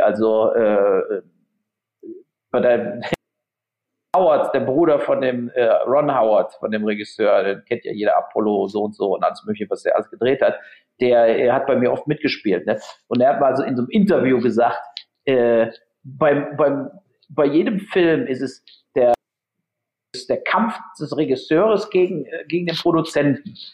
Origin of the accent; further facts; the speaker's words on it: Germany; der Matthias und ich als Deutsche